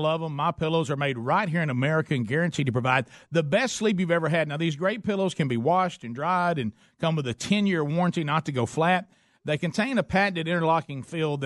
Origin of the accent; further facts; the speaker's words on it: the South, United States; I'm a Southerner